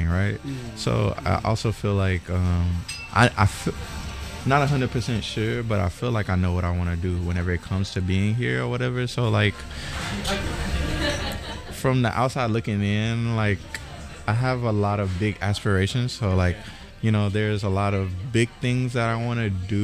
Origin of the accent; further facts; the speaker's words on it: DeRidder, Louisiana, United States; also born or lived in Atlanta, Georgia; now in Tokyo, Japan; I'm from DeRidder, Louisiana